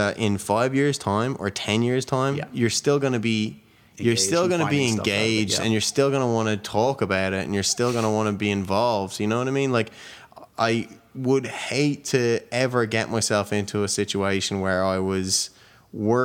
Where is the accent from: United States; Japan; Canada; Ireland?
Ireland; Wicklow, Leinster; also born or lived in Dublin; I moved to Dublin from Wicklow when I was 12